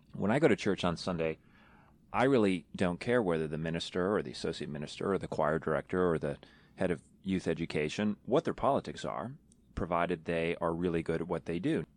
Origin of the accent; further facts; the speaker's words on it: New York, United States; moved away; I'm from New York originally